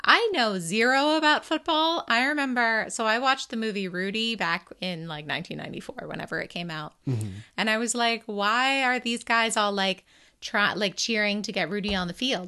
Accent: New England, United States; a person growing up in New England

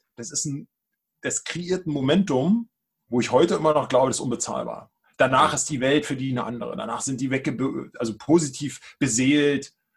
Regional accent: Brandenburg, Germany; moved away as an adult; now in Berlin, Germany; Ich bin auch gebürtiger Brandenburger, jetzt Berliner.

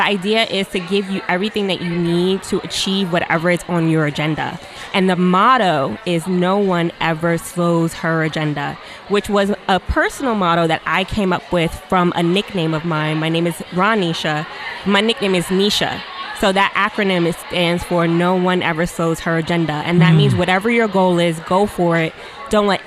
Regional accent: New York City, New York, United States; I'm from New York City

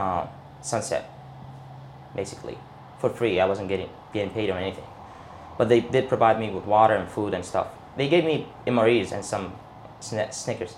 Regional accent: Baghdad, Baghdad Governorate, Iraq; I was born and raised in Baghdad, Saddam City, in 1985, September 2nd

